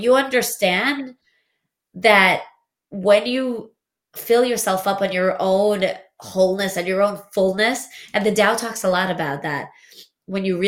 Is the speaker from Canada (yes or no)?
no; Latvia; first language Russian; English is a second language; moved away; I was born in Latvia, but I spoke Russian